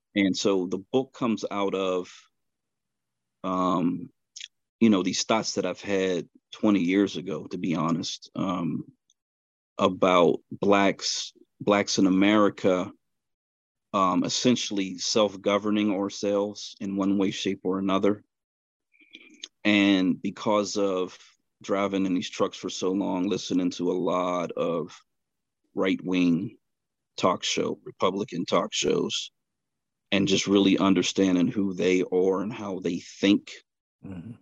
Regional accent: Pittsburgh, Pennsylvania, United States; right in western Pennsylvania. Um, born and raised, grew up here

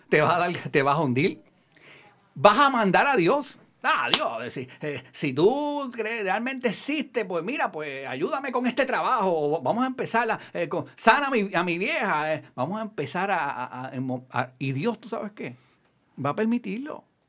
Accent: Puerto Rico; los que somos de Puerto Rico.

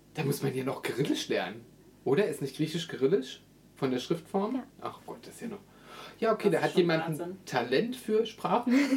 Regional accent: Brandenburg, Germany; ich bin aus Brandenburg

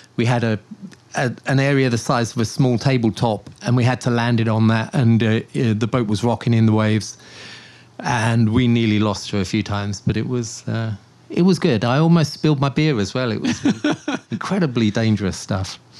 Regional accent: Portsmouth, South East England, United Kingdom; now in Taipei, Taiwan; Portsmouth, where I grew up

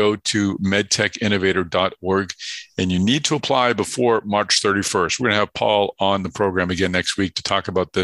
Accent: Boston, Massachusetts, United States; my hometown, Device Talks Boston

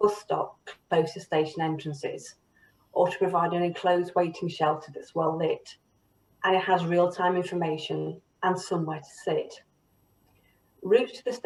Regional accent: the North, the north of England, United Kingdom; I'm a Northerner and I'm passionate about the North, the people who live here

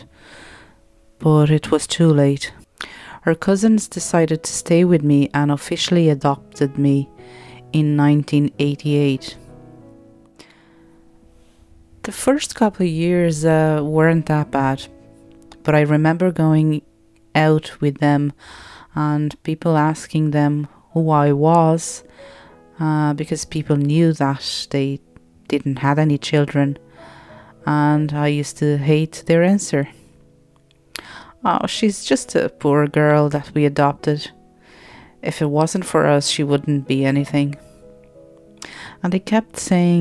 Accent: Lisbon, Portugal; moved away; I was born in Lisbon, Portugal

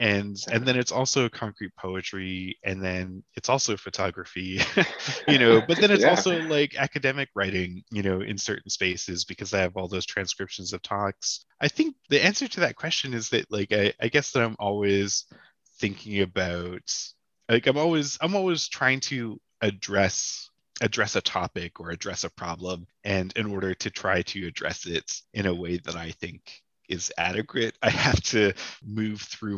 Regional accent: Canada; I'm not crazy about being Canadian.

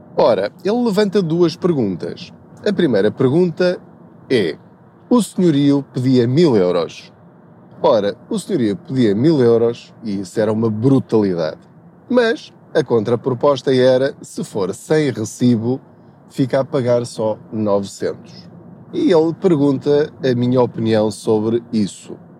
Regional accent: Covilhã region, village at the foot of Serra da Estrela, Centro, Portugal; moved away as an adult; now in Lisbon, Portugal; eu sou da, da, da região da Covilhã. Eu cresci numa aldeia no sopé da Serra da Estrela chamada Paulo

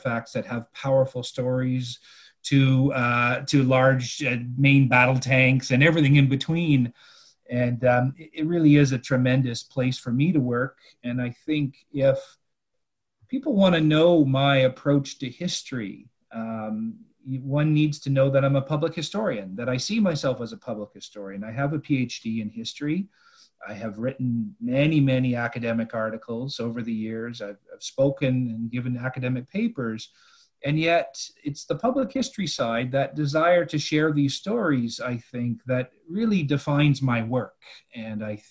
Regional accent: Ottawa, Ontario, Canada; I grew up in Ottawa

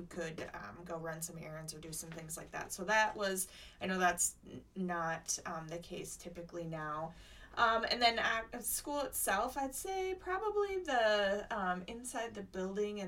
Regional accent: Rochester, Minnesota, United States; moved away as an adult; also born or lived in Northern California / Tampa, Florida; I grew up in Minnesota, in Rochester. Born and raised there.

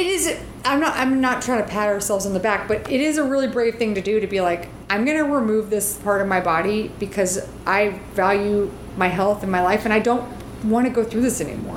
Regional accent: the South, United States; I grew up in the South

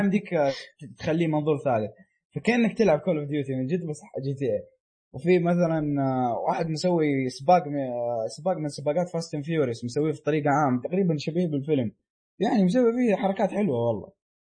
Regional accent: Saudi Arabia; عندنا في السعوديه

